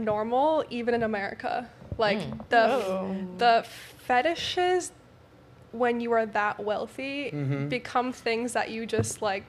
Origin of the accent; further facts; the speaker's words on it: Canada; moved away as an adult; also born or lived in Dubai; now in Miami, United States; I'm from Canada, but I moved to Dubai